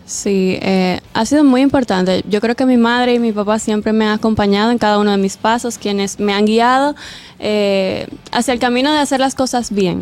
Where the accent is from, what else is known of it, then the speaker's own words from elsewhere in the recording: Santiago de los Caballeros, Santiago, Dominican Republic; yo soy de Santiago.